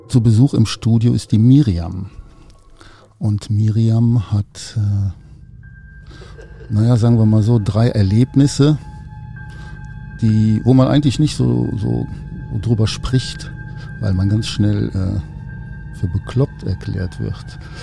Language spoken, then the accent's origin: German; Cologne, North Rhine-Westphalia, Germany; ich komme aus Köln, ich bin in Köln geboren